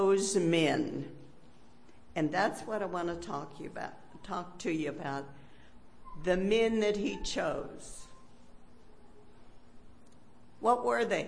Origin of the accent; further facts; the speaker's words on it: Pennsylvania, United States; Growing up in the hills of Pennsylvania